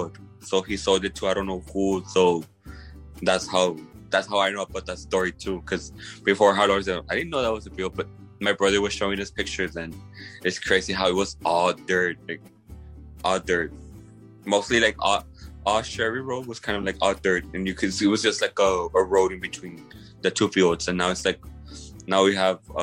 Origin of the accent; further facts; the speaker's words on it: Mission, Texas, United States; also born or lived in Tampa, Florida; I've been living here since I was six years old